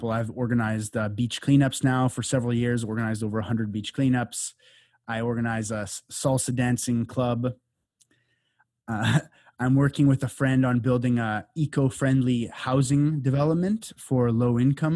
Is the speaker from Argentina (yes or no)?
no; Canada; moved away as an adult; now in Costa Rica; I grew up in Canada in the suburbs